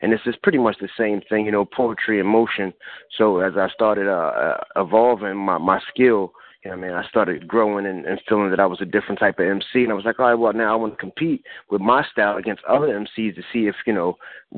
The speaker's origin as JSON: {"language": "English", "town": "Philadelphia", "region": "Pennsylvania", "country": "United States", "also_born_or_lived": "New Jersey", "said": "I'm from Philly, you know what I mean? I'm from Southwest Philly."}